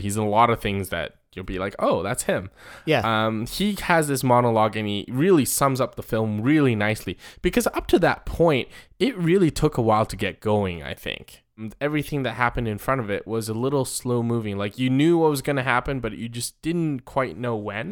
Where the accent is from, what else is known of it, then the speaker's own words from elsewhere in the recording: Taiwan; moved away; where I grew up in Taiwan